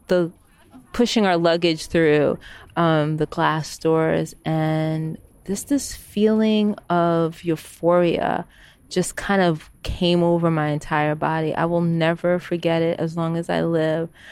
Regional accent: United States; moved away as an adult; now in Amsterdam, Netherlands; even as an American citizen

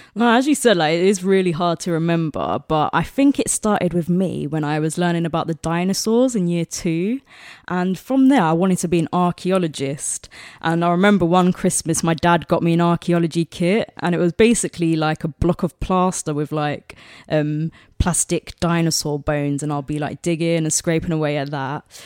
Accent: London, United Kingdom; that's my home ground. I'm from South London

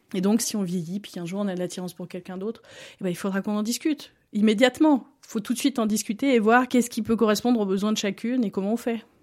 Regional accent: Montluçon, Auvergne-Rhône-Alpes, France; moved away as an adult; now in Lausanne, Switzerland; je suis originaire euh, en France de Montluçon, un petit bled euh, au centre de la France

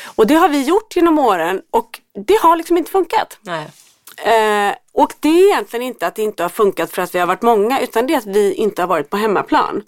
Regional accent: Gothenburg, Västra Götaland, Sweden; i Göteborg där jag kommer ifrån

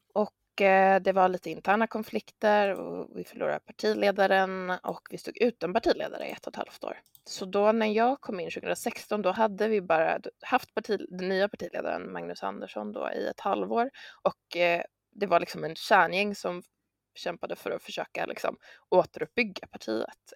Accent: Örebro, Örebro County, Sweden; also born or lived in Stockholm; då föddes jag i Örebro, Jag eh, har växt upp där

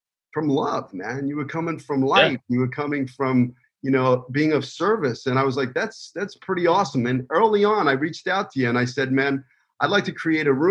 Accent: New York City, New York, United States; moved away; the streets that I grew up in Brooklyn

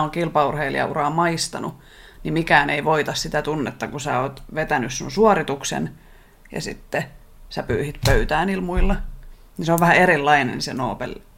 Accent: Finland; olen Suomesta, joka on pieni kielialue ja pieni maa

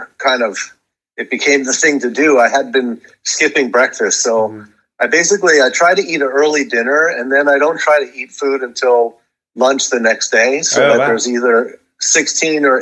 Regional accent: Hudson River, 60 miles north of New York City, United States; I grew up on the on the Hudson River, 60 miles north of the city

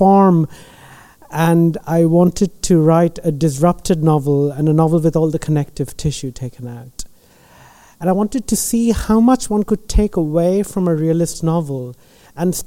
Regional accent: India; I'm Indian

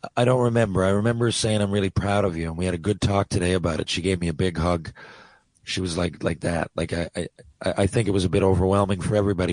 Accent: St. John's, Newfoundland and Labrador, Canada; moved away; I loved playing in my hometown

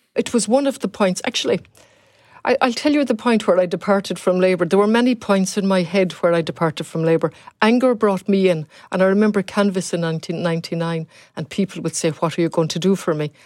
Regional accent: Galway, Connacht, Ireland; also born or lived in Leeds / Ballinasloe; I'm from Galway originally.

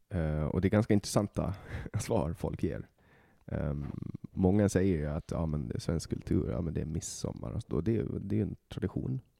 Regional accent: Åland Islands; moved away as an adult; now in Stockholm, Sweden; jag kommer från Åland

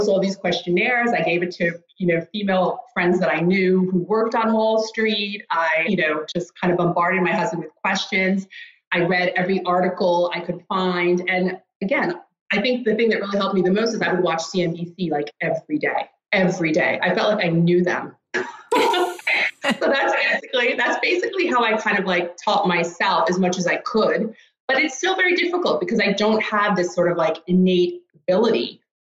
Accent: Rockland County, New York, United States; born or raised there; moved away as an adult; also born or lived in Greenwich, Connecticut; now in Stockholm, Sweden

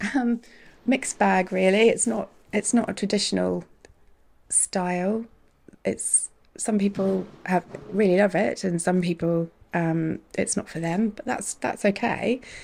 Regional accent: New Zealand; moved away as an adult; now in Guernsey; I grew up in New Zealand

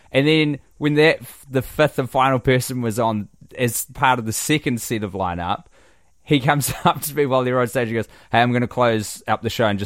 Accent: Canada; I am Canadian, and boy, do I love our sweet cheesy fries, gravy, love poutine.

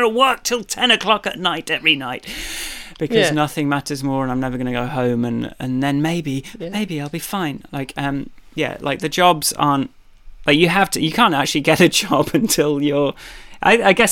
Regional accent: London, United Kingdom; I'm from London, and like every square foot is cordoned off and monetized

